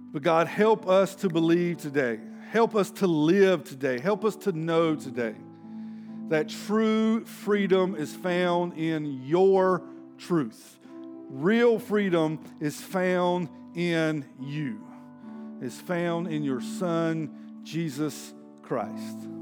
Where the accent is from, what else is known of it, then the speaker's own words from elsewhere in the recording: Denton, Texas, United States; I'm from Denton.